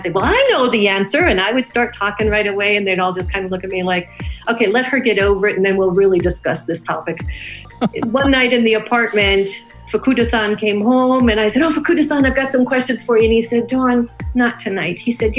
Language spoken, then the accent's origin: English; United States; moved away; and I'm so American in so many ways